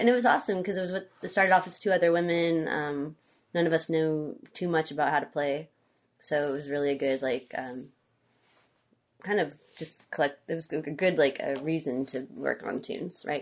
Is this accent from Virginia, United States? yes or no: no; Conway, Arkansas, United States; moved away as an adult; now in Olympia, United States; I grew up in Central Arkansas, Conway. It's half an hour north of Little Rock